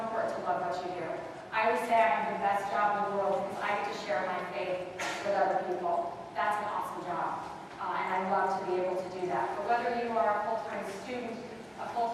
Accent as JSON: {"language": "English", "town": "Phoenix", "region": "Arizona", "country": "United States", "tie": "born or raised there", "said": "I grew up in Phoenix, Arizona, very hot in Phoenix in the summertime"}